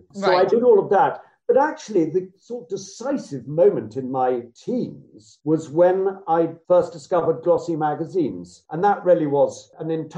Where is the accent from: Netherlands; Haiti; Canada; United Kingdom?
United Kingdom; West Sussex, South East England; I grew up in West Sussex